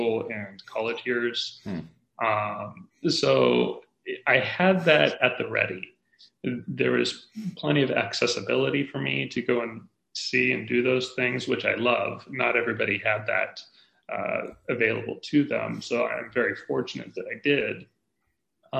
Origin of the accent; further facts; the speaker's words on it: Alaska, United States; I grew up in Alaska